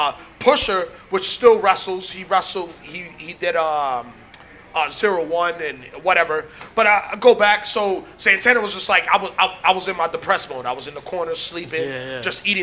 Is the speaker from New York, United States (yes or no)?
yes; New York City, New York, United States; I grew up in Manhattan.